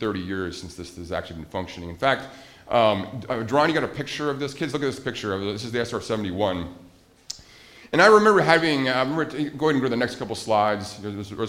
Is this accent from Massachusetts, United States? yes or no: no; Montana, United States; I grew up in Montana